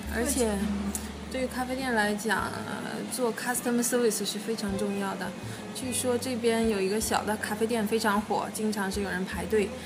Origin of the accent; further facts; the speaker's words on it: China; now in Australia; 我是中国人